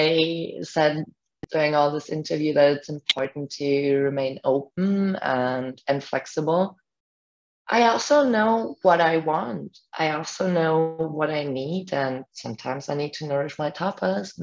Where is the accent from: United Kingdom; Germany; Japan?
Germany; first language German; English is a second language; now in Puerto Escondido, Mexico; I come from Germany.